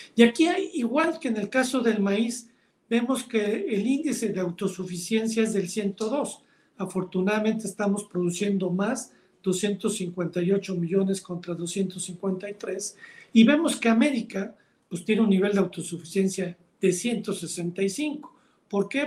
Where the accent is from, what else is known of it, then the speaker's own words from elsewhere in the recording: Mexico; Como mexicano